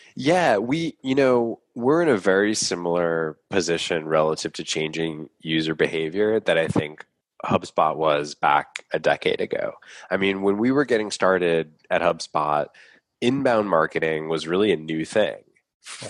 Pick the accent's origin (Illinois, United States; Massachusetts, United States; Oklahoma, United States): Massachusetts, United States; Boston; I grew up here in Boston.